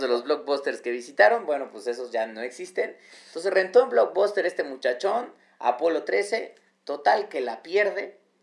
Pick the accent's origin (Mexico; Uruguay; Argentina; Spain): Mexico